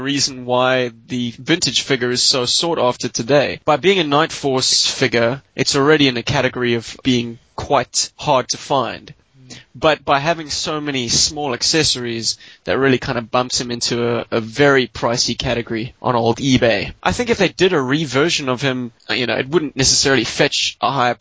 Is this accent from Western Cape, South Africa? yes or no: yes; Cape Town, Western Cape, South Africa; moved away; also born or lived in Johannesburg; my Cape Town address